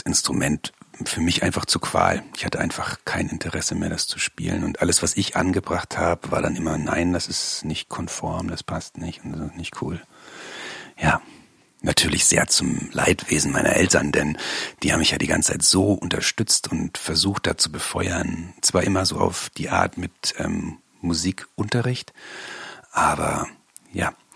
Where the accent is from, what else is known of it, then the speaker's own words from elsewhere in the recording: Bavaria, Germany; bin ich in Bayern groß geworden